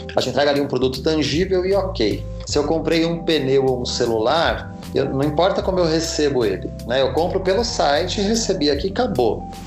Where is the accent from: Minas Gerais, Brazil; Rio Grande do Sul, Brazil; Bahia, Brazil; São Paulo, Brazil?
São Paulo, Brazil; Eu sou de São Paulo